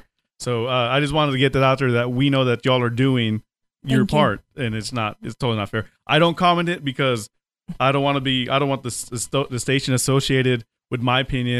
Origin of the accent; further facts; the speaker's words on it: Texas, United States; I'm from Texas.